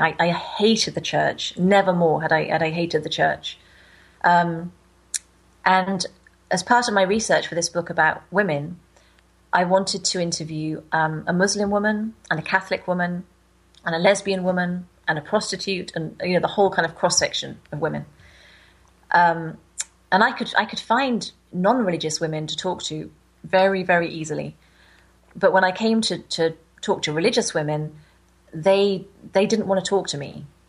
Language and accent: English; United Kingdom; I'm from Britain, where the Anglican Church um, was, I'm not sure about now, but it was the kind of main church as I was growing up